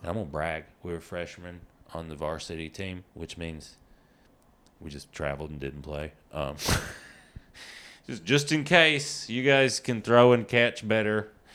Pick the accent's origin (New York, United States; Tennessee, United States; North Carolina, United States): Tennessee, United States; East; now in Los Angeles, United States; I'm from East Tennessee